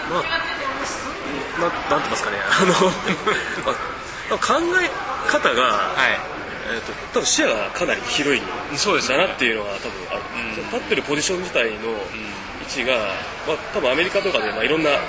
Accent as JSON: {"language": "Japanese", "country": "Japan", "tie": "born or raised there", "said": "僕なんか本当にまさにドメスティックな人間になってしまうんで日本っていう世界の中でしかも物事をんなで育ってきた"}